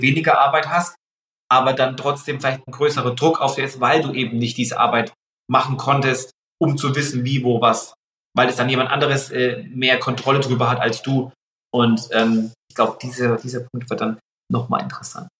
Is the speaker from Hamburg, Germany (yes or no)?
no; Pappenheim, Bavaria, Germany; aus Pappenheim, aus meiner Heimat